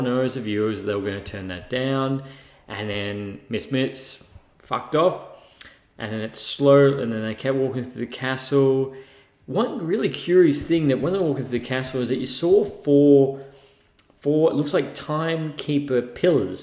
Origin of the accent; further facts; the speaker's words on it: Australia; being an Australian, because we call them Crocs down here